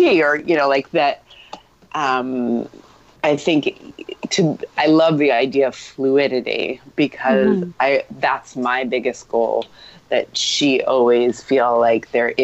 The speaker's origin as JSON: {"language": "English", "town": "New York City", "region": "New York", "country": "United States", "tie": "born or raised there", "said": "I grew up in New York City, so my wildest times were actually my teens."}